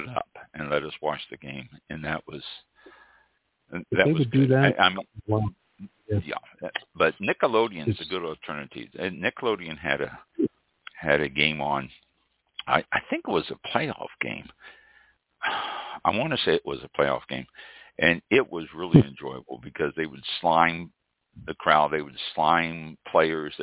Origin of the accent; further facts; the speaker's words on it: Kansas City, United States; moved away; also born or lived in San Francisco area, California; I'm from Kansas City. I'm a Kansas City fan